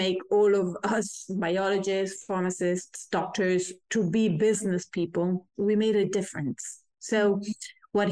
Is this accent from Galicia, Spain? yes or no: yes; Galicia, Spain; I grew in Galicia, which is a very wild space